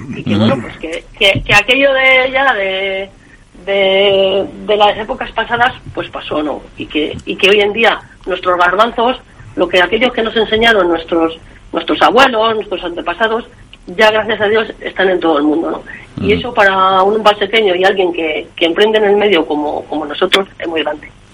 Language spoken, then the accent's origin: Spanish; Valseca, Castile and León, Spain; en mi pueblo, en Valseca, en un lugar donde nací, donde me he criado